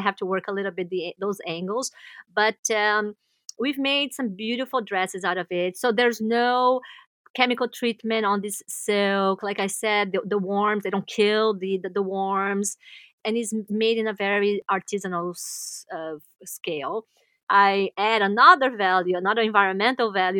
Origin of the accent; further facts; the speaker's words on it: Brazil; moved away as an adult; now in New York City, United States; we are from Brazil